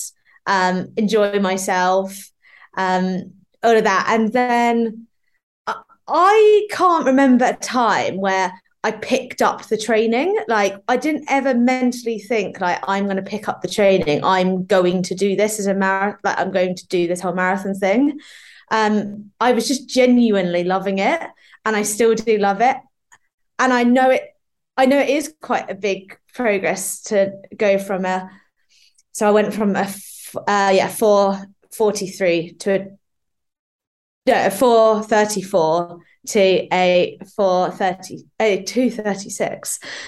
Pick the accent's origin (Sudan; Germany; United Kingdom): United Kingdom; Norfolk, East of England; now in London, United Kingdom; I come from Norfolk and I now live in London